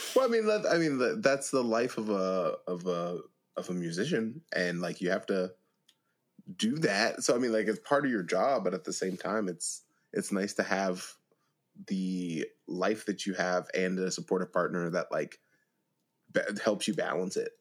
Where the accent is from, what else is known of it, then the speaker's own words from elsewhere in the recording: Beaver County, Pennsylvania, United States; I'm from Beaver County, Pennsylvania.